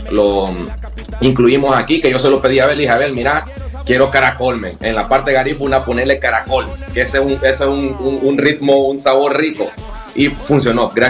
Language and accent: Spanish; Honduras; ya como catrachos